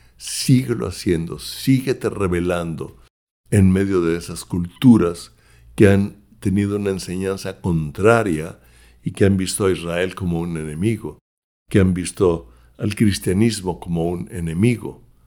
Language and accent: Spanish; Mexico; now in United States; yo soy mexicano de nacimiento y oro también por México